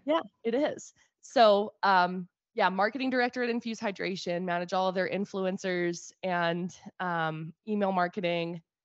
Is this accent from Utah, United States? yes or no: yes; Brigham City, Utah, United States; Brigham City